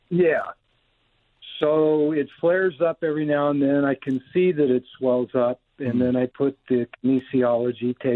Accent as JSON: {"language": "English", "town": "Houston", "region": "Texas", "country": "United States", "tie": "born or raised there", "moved": "yes", "lives_now": "Woodland Hills, United States", "said": "my father was an oil man. I grew up in Houston, Texas."}